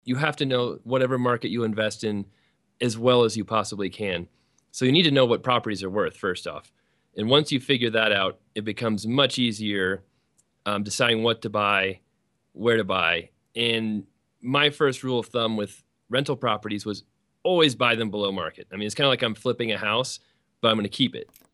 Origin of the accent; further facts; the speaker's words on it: Colorado, United States; I'm from Colorado.